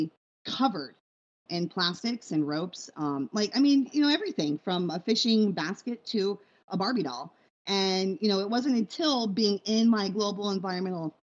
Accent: Big Island, Hawaii, United States; I grew up on the Big Island in a time before we had stores

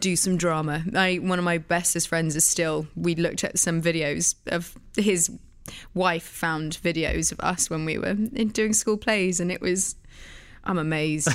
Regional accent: Oxfordshire, South East England, United Kingdom; also born or lived in London; I was born in London, but raised in the countryside around London, sort of in Oxfordshire.

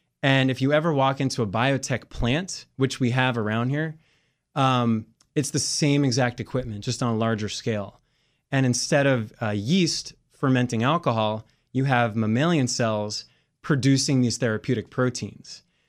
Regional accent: Maryland, United States; So I grew up in Montgomery County, went to school, Calvin John Middle School, then Churchill High School, went to University of Maryland

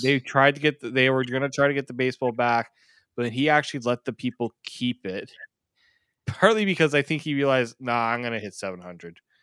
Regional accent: Canada; I'm Canadian

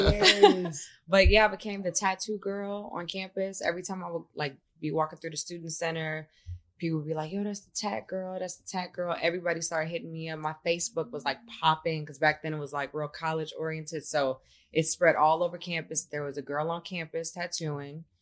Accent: Chicago, Illinois, United States; now in Los Angeles, United States; I'm from Chicago

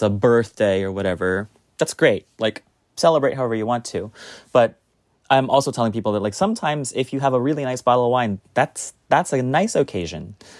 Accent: United States; now in New York, United States; I, as an American sommelier

